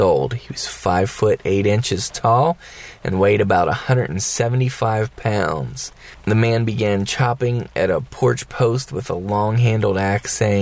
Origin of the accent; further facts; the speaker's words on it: West Virginia, United States; I'm from West Virginia